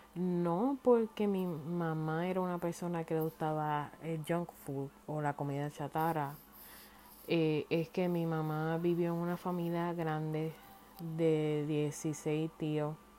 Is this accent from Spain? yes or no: no; Puerto Rico; moved away as an adult; me fui de Puerto Rico